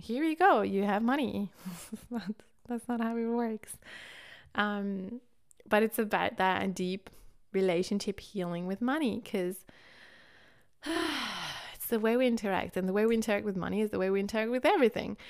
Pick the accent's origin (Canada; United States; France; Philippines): France; growing up in France